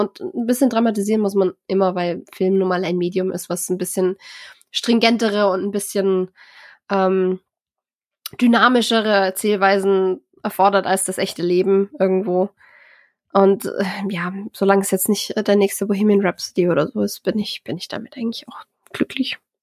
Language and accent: German; Germany; bei uns in Deutschland